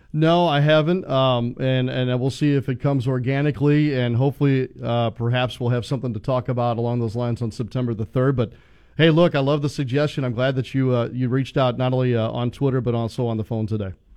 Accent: St. Louis, Missouri, United States; moved away; I grew up in St. Louis

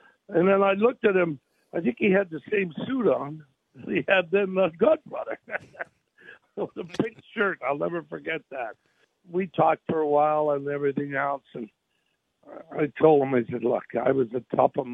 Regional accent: Canada; now in United States; I was born in Canada, so I'm a Canadian

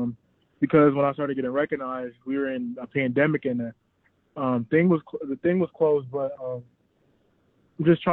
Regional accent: Georgia, United States; I'm from Georgia

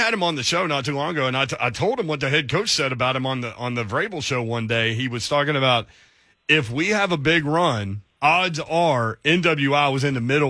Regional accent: Nashville, Tennessee, United States; growing up in Nashville, I never went to the Grand Ole Opry until like 3 years ago.

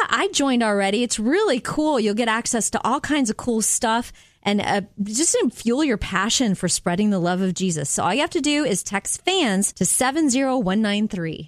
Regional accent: Jupiter, Florida, United States; growing up in Jupiter, Florida

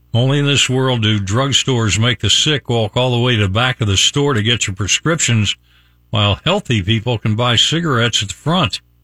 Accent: Charleston, West Virginia, United States; born or raised there; now in Tampa, United States

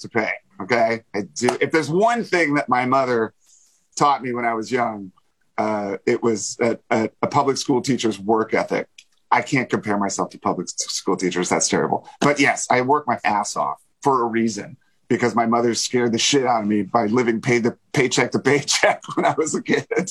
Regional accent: Springfield, Virginia, United States; moved away; have very fond memories of growing up in Springfield

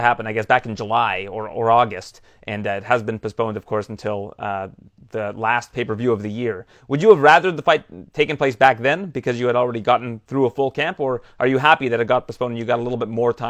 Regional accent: Scarborough, Ontario, Canada; I'm from Scarborough, Ontario, which was voted the most diverse food city in the world

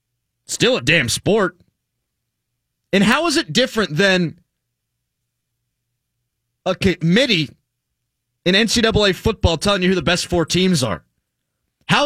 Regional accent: United States; I'm an American, damn it. And I love my country.

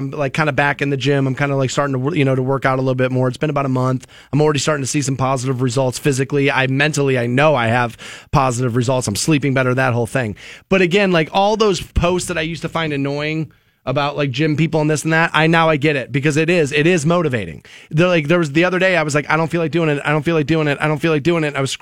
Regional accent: Aurora Shores, Ohio, United States; I grew up in Aurora Shores, I mean, a very well-to-do community back in the 80s, early 90s

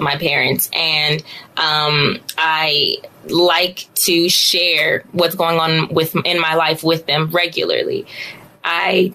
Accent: Los Angeles, California, United States; born and raised in Los Angeles

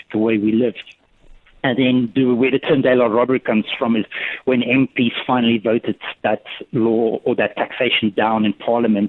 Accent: South Africa; now in London, United Kingdom; I was born in South Africa, but I've got a, my dad's German, so he's originally from Berlin

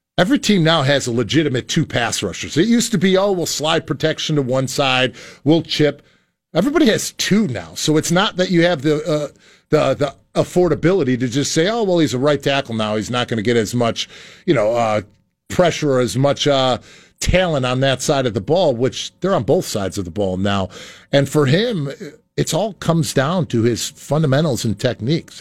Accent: Chicago, Illinois, United States; now in New Jersey, United States; growing up on the south side of Chicago, I grew up in the Boys and Girls Clubs

